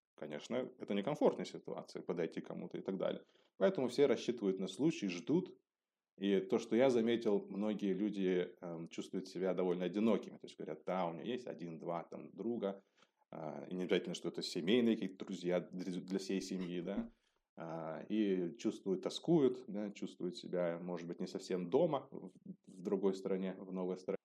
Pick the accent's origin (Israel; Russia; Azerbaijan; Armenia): Russia; Elista, Kalmykia; moved away as an adult; also born or lived in Moscow, Russia / Düsseldorf, Germany; now in Germany; я родом из, из России, из города Элиста, это республика Калмыкия